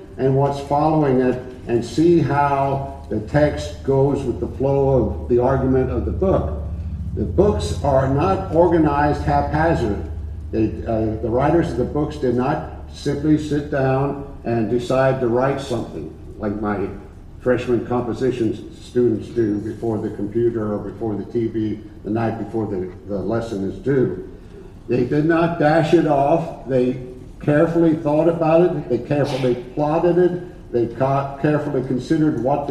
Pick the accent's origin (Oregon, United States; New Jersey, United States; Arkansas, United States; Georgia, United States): Arkansas, United States; Dover; I'm from Dover, Arkansas.